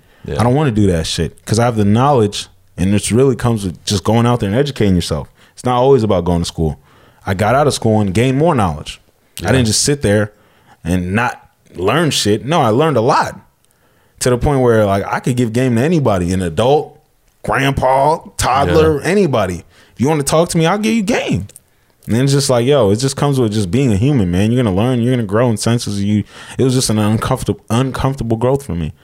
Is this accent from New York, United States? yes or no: no; Escondido, California, United States; growing up in Escondido and shit, in San Diego in general